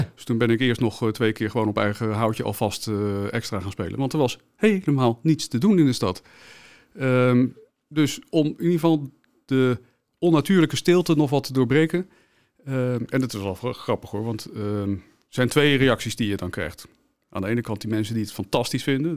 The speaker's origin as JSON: {"language": "Dutch", "town": "The Hague", "region": "South Holland", "country": "Netherlands", "said": "ik kom zelf uit Den Haag"}